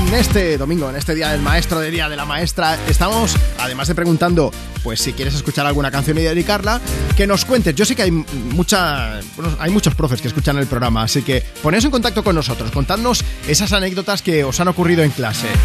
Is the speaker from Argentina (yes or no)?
no; Esparreguera, Catalonia, Spain; de Esparraguera, quería dedicar una canción a mi hija Julia